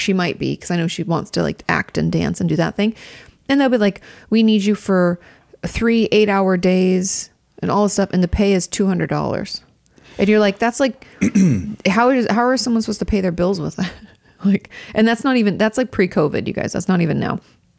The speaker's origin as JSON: {"language": "English", "country": "Austria", "second_language": "English", "said": "I'm from Austria."}